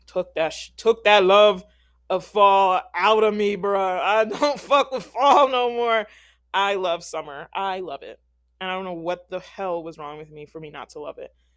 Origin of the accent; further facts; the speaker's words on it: Philadelphia, Pennsylvania, United States; moved away; I'm from Philadelphia